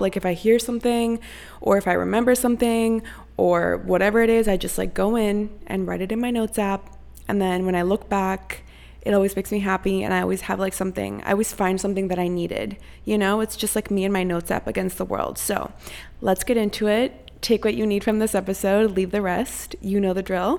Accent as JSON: {"language": "English", "country": "Costa Rica", "tie": "born or raised there", "moved": "yes", "lives_now": "United States", "said": "I was born and raised in Costa Rica"}